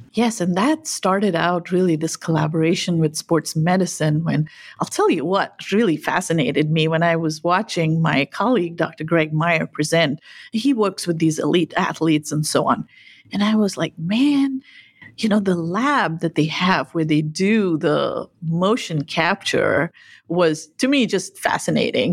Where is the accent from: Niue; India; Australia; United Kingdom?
India; Nilgiri Hills, Tamil Nadu; now in United States; I spent some years growing up in India, in the south, in what's called the Nilgiri Hills